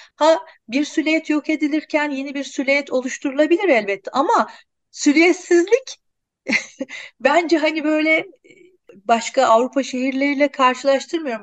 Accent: Ankara, Turkey; moved away; aslında benim çocukluğum Ankara'da geçti.

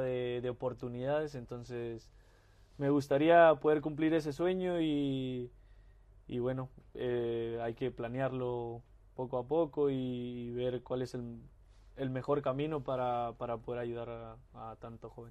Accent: Mexico; moved away as an adult; uno como, mexicano siempre quiere volver a su país

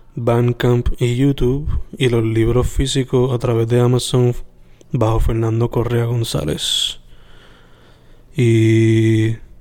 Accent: Sabana Grande, Puerto Rico; mi pueblo nativo, bueno, mi pueblo de crianza de Sabana Grande

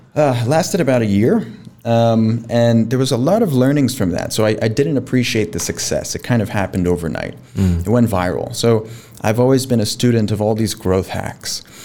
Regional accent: Miami, Florida, United States; moved away as an adult; now in Pakistan; born and raised in Miami, Florida, in the United States

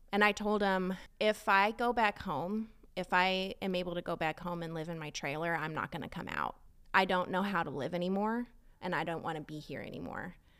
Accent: Southern California, United States; moved away as an adult; now in Texas, United States; I grew up in California, um, in Southern California

